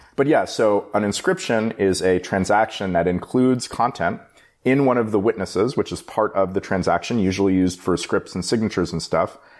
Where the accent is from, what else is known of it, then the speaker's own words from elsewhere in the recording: Bay Area, California, United States; I live in the Bay Area. I grew up in the Bay Area